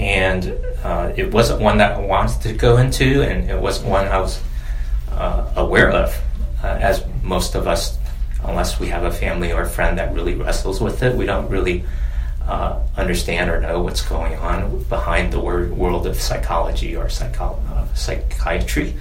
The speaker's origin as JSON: {"language": "English", "region": "a small town in Virginia", "country": "United States", "tie": "born or raised there", "also_born_or_lived": "China", "said": "I'm Chinese American and came to the U.S. when I was eight. I'm the oldest of three boys, and we grew up in a small town in Virginia with 20,000 people"}